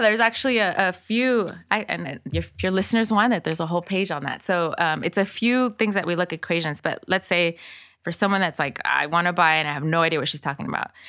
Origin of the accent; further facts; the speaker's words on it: Inglewood, California, United States; English is a second language; also born or lived in El Salvador; I was actually born in El Salvador and my entire family fled to the States because of the Civil War back then in the eighties. So I grew up in Inglewood